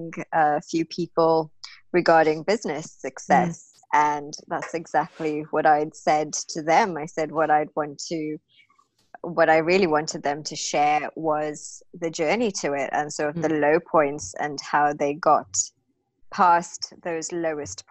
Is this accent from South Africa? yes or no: yes; South Africa; moved away as an adult; now in United Kingdom; My background, I'm from South Africa. I come from very sort of humble beginnings